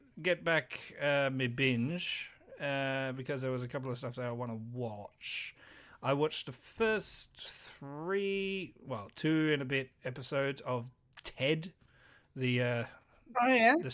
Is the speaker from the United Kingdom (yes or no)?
yes; United Kingdom; We're British.